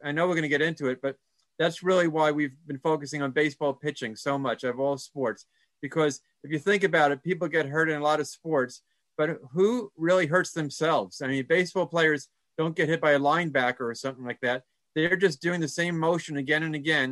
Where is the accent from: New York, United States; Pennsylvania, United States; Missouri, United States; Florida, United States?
New York, United States; moved away as an adult; also born or lived in Colorado; now in Birmingham, United States; I'm a guy from New York who then lived in Colorado.